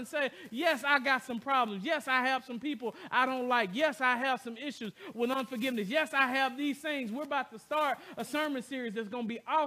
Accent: the South, United States; I'm from the South

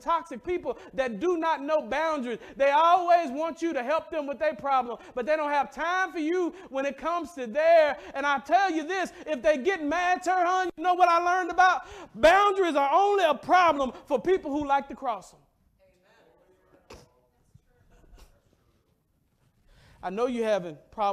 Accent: the South, United States; I'm from the South.

